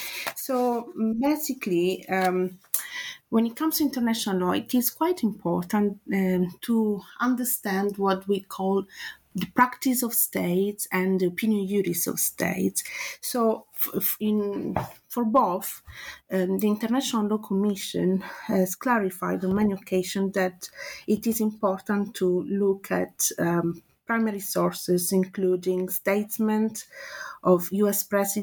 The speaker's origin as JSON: {"language": "English", "country": "Italy", "accent": "Italian", "second_language": "English", "lives_now": "London, United Kingdom", "said": "So as you can guess from my accent, I'm Italian. But I've been teaching and researching as senior lecturer in law at Middlesex University, London, for the last 8 years."}